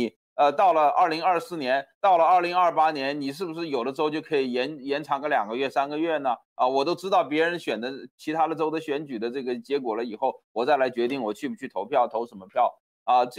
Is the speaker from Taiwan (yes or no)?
no; China; 好像我们从中国来的